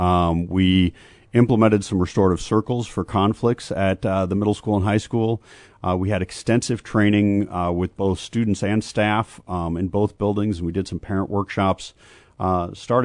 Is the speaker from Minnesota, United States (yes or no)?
yes; Minnesota, United States; now in Urbana, United States; my home state of Minnesota